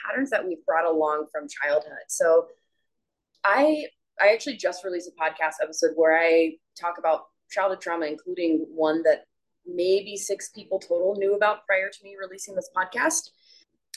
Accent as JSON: {"language": "English", "region": "South Carolina", "country": "United States", "moved": "as an adult", "lives_now": "Arizona, United States", "said": "I'm from South Carolina. I live in Arizona now"}